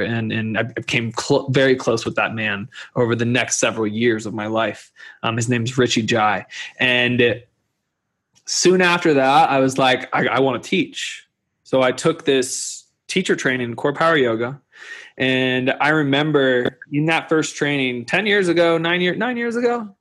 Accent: Kentucky, United States; moved away; also born or lived in Boulder, Colorado; I grew up in Kentucky

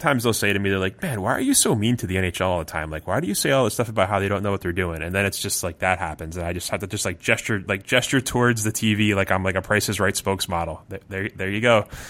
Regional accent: New Jersey, United States; I'm from New Jersey, like I call it Jersey all the time. Like, where do you live? I live in Jersey.

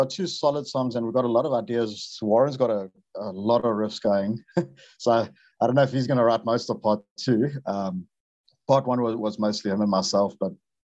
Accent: Durban, KwaZulu-Natal, South Africa; Durban, in my hometown

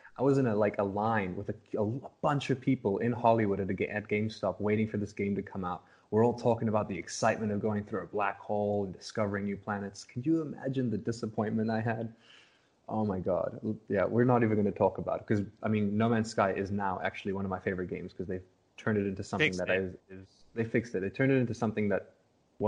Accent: South Africa; growing up in South Africa

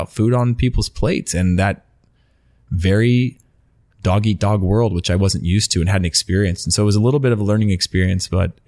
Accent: Denmark; English is a second language; I'm coming from Denmark, where it's like, yeah, we actually trained quite a bit in Denmark.

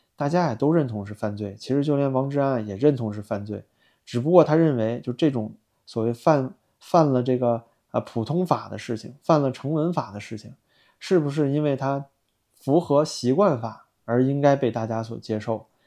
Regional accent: China; 我们一直在墙外啊，冒着风险，像我一个大陆人，冒着这样的风险做这些时政节目

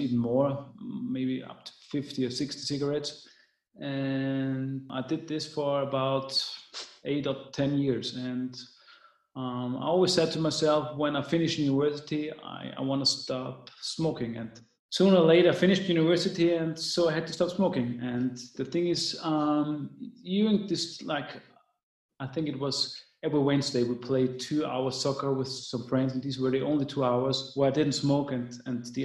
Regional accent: Vienna, Austria; I'm from Vienna, Austria.

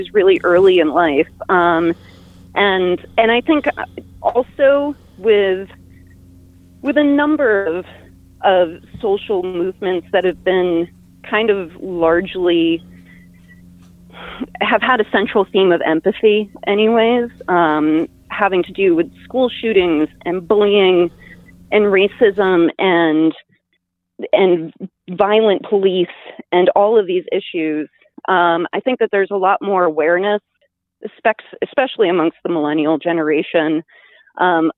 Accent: Berne, New York, United States; as a kid growing up in Bern, I mean, I was surrounded by cows. I grew up on a farm

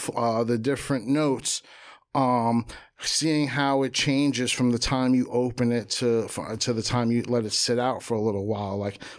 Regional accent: Jersey City, New Jersey, United States; Pops from the Bronx.

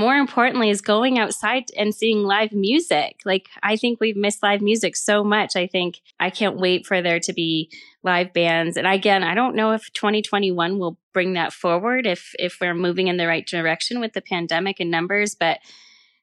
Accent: Elk Mountains, Aspen area, Basalt area, Colorado, United States; I grew up in the Elk Mountains in Aspen area, Basalt area.

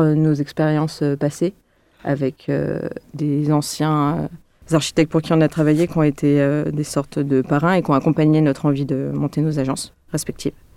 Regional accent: Lyon, Auvergne-Rhône-Alpes, France; je suis lyonnaise aussi

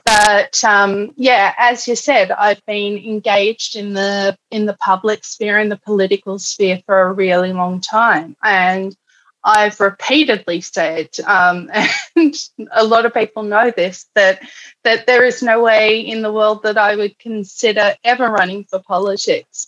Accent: Canberra, Australian Capital Territory, Australia; also born or lived in Alice Springs, Australia; now in Melbourne, Australia; I was born in Canberra

